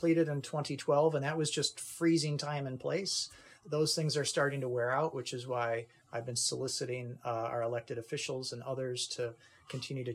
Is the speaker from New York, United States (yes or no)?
yes; Kenmore, New York, United States; also born or lived in Buffalo, New York; I grew up in Kenmore